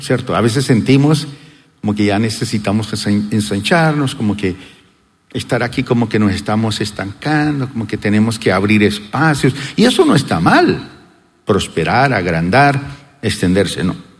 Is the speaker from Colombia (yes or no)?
yes; Colombia